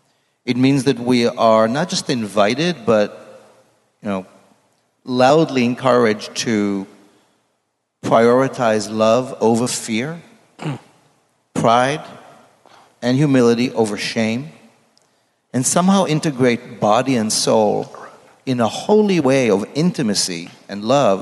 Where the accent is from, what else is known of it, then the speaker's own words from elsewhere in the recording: Israel; now in New York City, United States; I grew up in Israel in a very Orthodox Jewish setting.